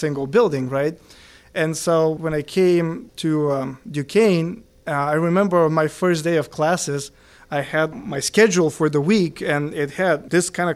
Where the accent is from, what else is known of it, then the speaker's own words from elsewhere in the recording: Karlovo, Plovdiv Province, Bulgaria; moved away as an adult; now in Pittsburgh, United States; I was born in Bulgaria in a town called Karlovo. I came to the States when I was 18 years old, right after high school.